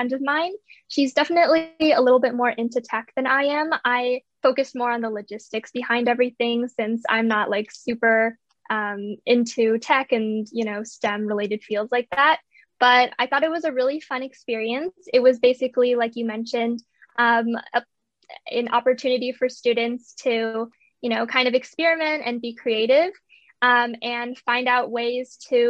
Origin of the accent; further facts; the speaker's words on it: Bay Area, California, United States; I'm from the Bay Area, from California, and I'm currently a junior in high school.